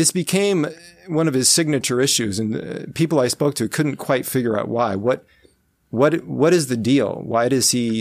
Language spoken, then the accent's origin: English; Omaha, Nebraska, United States; my hometown, Omaha